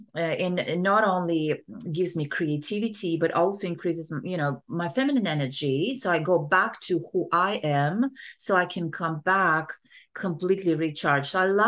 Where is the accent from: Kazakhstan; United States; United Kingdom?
Kazakhstan; Yeah, so I grew up in Kazakhstan, right?